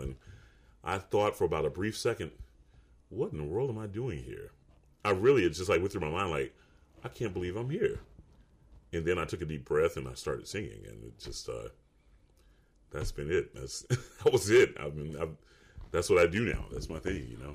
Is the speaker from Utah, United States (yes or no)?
no; Atlanta, Georgia, United States; Atlanta, Georgia